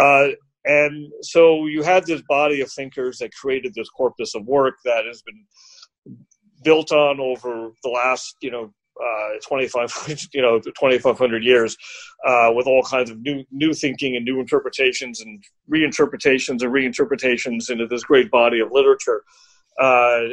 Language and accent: English; United States; I'm American